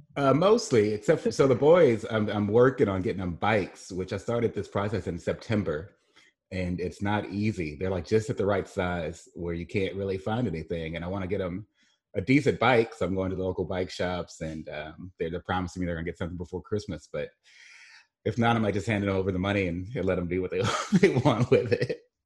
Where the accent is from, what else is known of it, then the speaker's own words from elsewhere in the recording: Mississippi Gulf Coast, United States; moved away as an adult; also born or lived in Saint Louis / Midwest; I grew up here on the Gulf Coast.